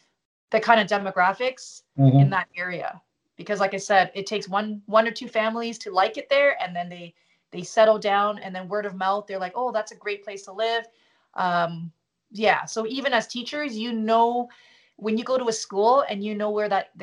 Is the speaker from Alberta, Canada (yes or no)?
no; Toronto, Ontario, Canada; also born or lived in Montreal / Stouffville; I was born in Montreal, and then we moved to Toronto.